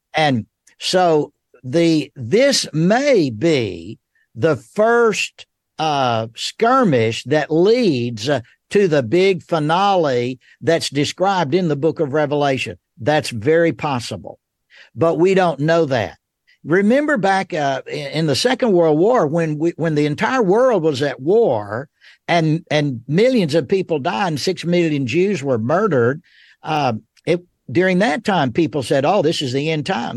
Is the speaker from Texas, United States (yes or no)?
no; Rome, Georgia, United States; moved away as an adult; now in Memphis, United States; I was born and raised in Rome, Georgia